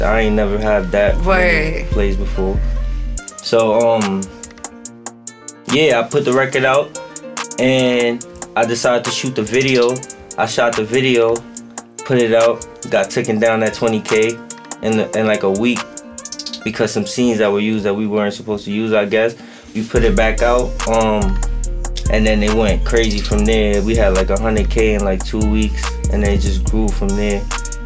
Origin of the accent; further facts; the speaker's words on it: New York City, New York, United States; I'm from Queens, New York, South Side, to be exact.